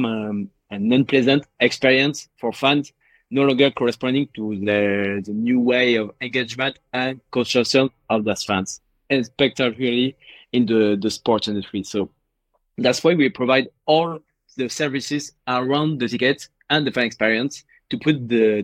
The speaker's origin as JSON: {"language": "English", "town": "Paris", "region": "Île-de-France", "country": "France", "said": "I'm from Paris."}